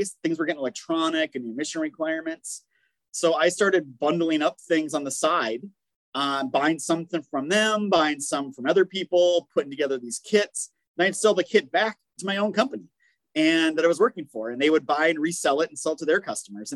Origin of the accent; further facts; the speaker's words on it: Minnesota, United States; moved away as an adult; now in South Carolina, United States; where I grew up in Minnesota